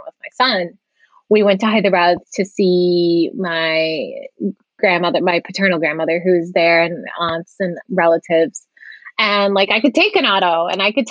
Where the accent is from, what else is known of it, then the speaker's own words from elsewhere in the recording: Massachusetts, United States; also born or lived in Ohio / San Diego / Germany; I was born and raised in Massachusetts.